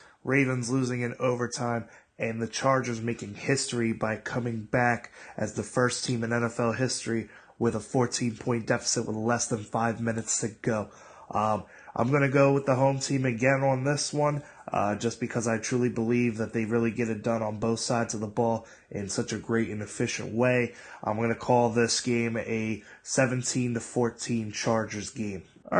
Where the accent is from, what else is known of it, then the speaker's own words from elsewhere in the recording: New Jersey, United States; I'm 25 years old. I'm from South Jersey.